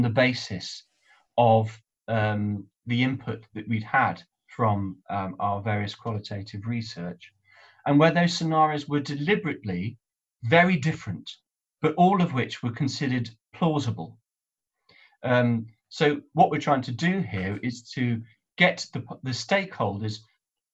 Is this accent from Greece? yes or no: no; United Kingdom; also born or lived in North West England; as a Brit